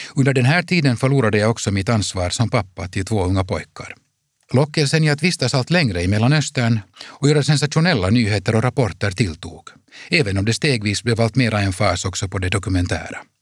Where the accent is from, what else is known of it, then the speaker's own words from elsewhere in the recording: Helsinki, Uusimaa, Finland; I vårt liv hemma i Helsingfors kändes det genom att våra föräldrars importföretagarverksamhet höll på att krascha